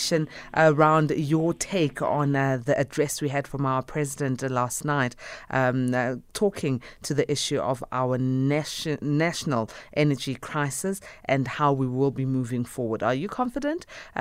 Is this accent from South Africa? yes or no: yes; South Africa; as a South African who's reliant on electricity